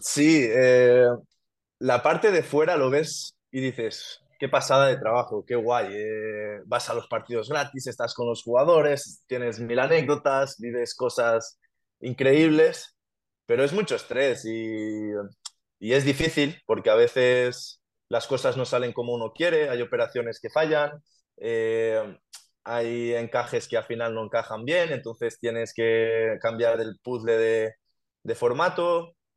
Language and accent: Spanish; Genovés, Valencian Community, Spain; yo empecé a jugar en mi pueblo, en Genovés